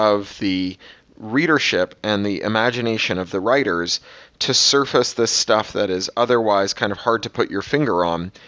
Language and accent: English; Canada; I'm a Canadian